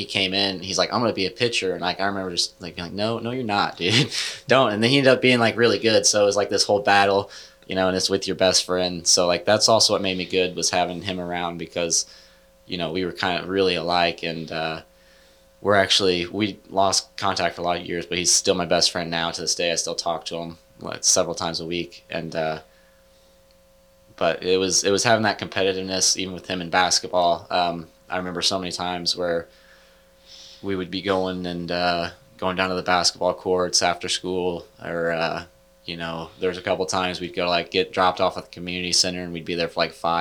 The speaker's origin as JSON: {"language": "English", "town": "Leeton", "region": "Missouri", "country": "United States", "tie": "born or raised there", "also_born_or_lived": "Kansas City / Liberty, Missouri / Odessa, Missouri", "said": "Then we moved to Leeton, and then we're there for like 6 years."}